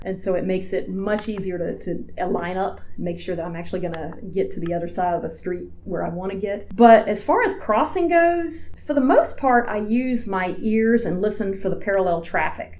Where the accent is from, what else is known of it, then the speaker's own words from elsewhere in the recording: Georgia, United States; also born or lived in Atlanta, Georgia / LaFayette, Georgia; now in Washington, D.C., United States; I grew up in Georgia I lived in Atlanta until I was about 11, and then my family moved to northwest Georgia, about 20 minutes outside of a small town called Lafayette.